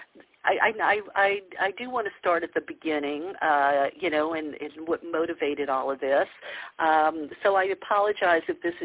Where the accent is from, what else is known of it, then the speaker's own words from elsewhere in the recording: the South, United States; growing up in the South